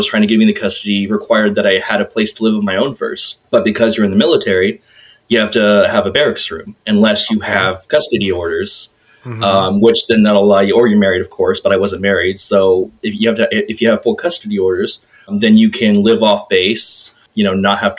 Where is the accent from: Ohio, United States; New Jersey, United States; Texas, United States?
Texas, United States; also born or lived in Chicago / Las Vegas; So even though I was born in Chicago, because my dad was stationed at the time, pretty much the rest of my childhood, we were just moving around to different parts of Texas